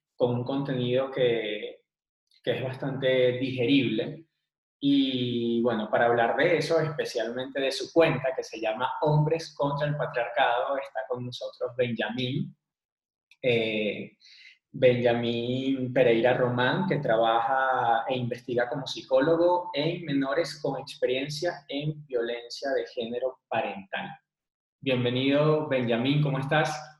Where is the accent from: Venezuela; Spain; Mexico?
Venezuela; now in Bogotá, Colombia; Nosotros somos venezolanos, actualmente vivimos en Bogotá